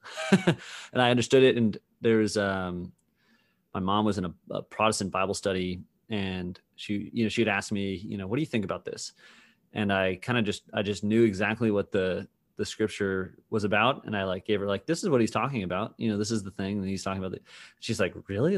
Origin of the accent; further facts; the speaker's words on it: Massachusetts, United States; growing up in Massachusetts